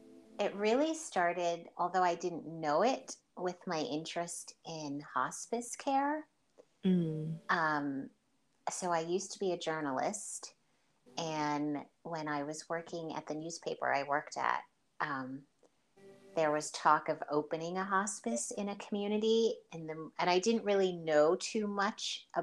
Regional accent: St. Lucia; now in United States; And because I'm originally from St. Lucia, but I've lived most of my life in the U.S., there wasn't that everyday contact with them

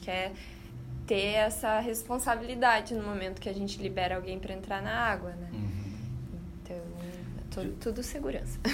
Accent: Rio Grande do Sul, Brazil; moved away as an adult; also born or lived in Australia; eu sou do Rio Grande do Sul, sempre morei no interior

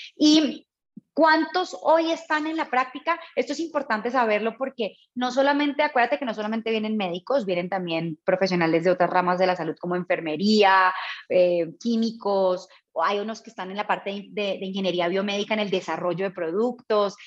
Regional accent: Colombia; moved away as an adult; also born or lived in Mexico / Bogotá, Colombia; Soy colombiana, pero llevo muchos años fuera de mi país, orgullosamente latina

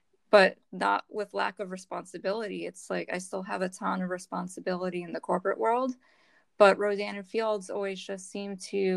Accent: Northeast, United States; now in Delaware, United States; We're both from the Northeast

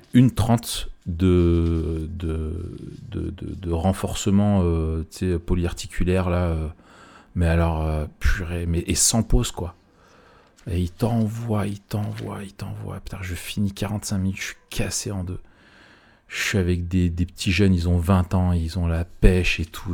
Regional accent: France; chez nous en France

